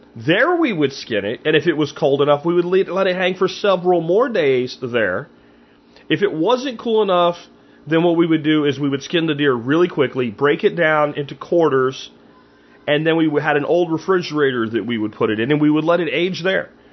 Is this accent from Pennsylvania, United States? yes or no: yes; Pennsylvania, United States; moved away; when I grew up in Pennsylvania